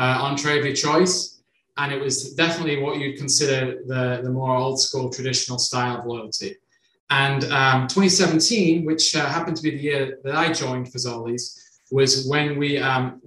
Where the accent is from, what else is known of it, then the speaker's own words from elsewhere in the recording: United Kingdom; also born or lived in Ireland; now in United States; I'm originally from the United Kingdom